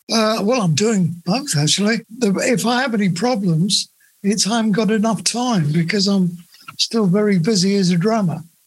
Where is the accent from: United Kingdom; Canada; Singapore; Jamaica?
United Kingdom; Luton, East of England; also born or lived in Bedford; I grew up in Bedford uh, uh, and uh, and then my later years, well, I say later years, from about seven to leaving home at 15, I lived in Luton.